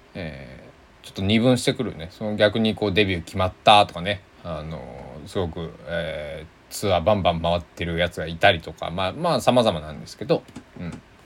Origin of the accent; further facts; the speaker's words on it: Kochi, Japan; moved away as an adult; now in Takamatsu, Japan; 僕のね地元の高知は